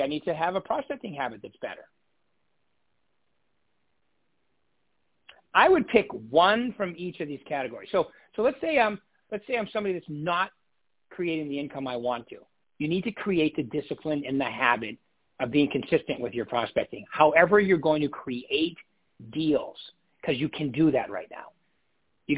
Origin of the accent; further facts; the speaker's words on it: Northeast, United States; I'm from the Northeast